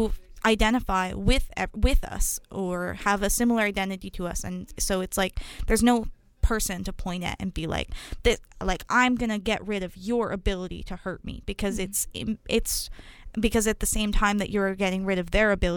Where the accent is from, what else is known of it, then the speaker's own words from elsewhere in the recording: United States; the identity that we have as the American people